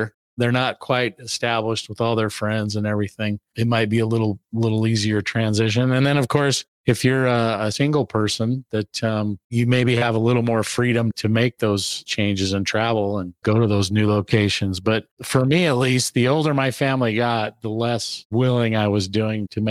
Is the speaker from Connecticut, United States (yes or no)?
no; Salt Lake City, Utah, United States; I grew up here in Utah, Salt Lake City area, and it's always been my home.